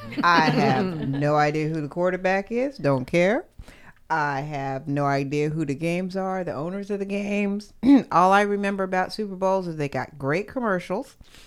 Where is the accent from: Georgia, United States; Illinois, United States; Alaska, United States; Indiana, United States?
Alaska, United States; moved away; I come from Alaska, so we don't have any professional teams at all.